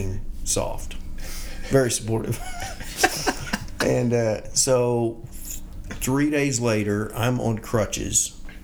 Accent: Bethany, Oklahoma, United States; I grew up here in Bethany, Oklahoma.

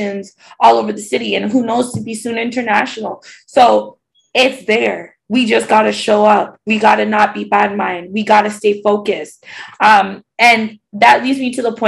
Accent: Toronto, Ontario, Canada; I'm like from the East End, Scarborough

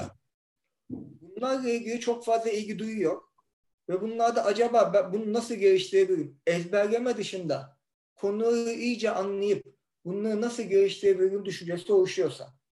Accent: Istanbul, Turkey; ben zaten ben İstanbulluyum, İstanbul'daydım

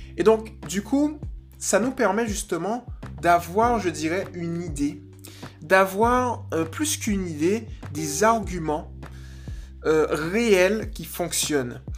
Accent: Guadeloupe; je viens de Guadeloupe

